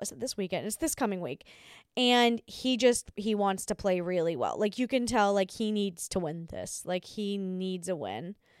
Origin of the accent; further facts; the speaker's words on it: Australia; I'm Australian